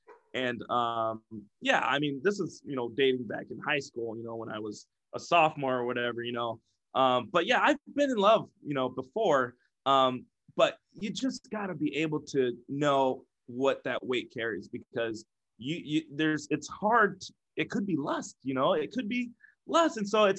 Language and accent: English; Iowa, United States; Right, that's the Quad Cities. We're from Iowa, you know, corny cows.